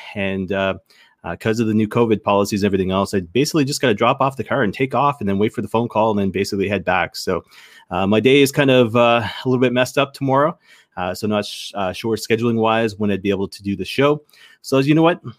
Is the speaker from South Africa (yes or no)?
no; the Maritimes, Canada; accent: maritime; I grew up in the Maritimes